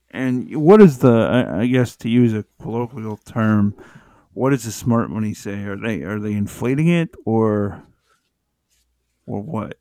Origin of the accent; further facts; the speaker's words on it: United States; I'm American